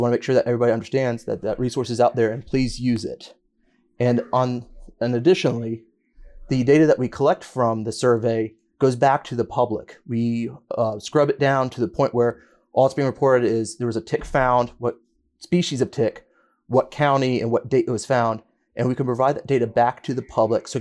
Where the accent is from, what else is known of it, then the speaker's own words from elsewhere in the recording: New River Valley, Virginia, United States; I grew up in the New River Valley